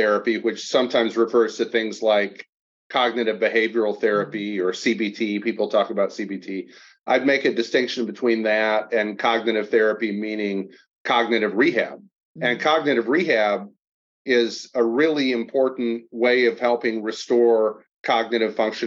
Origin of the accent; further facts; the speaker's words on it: Kalamazoo, Michigan, United States; I grew up in Kalamazoo, Michigan, down in the Southwest side.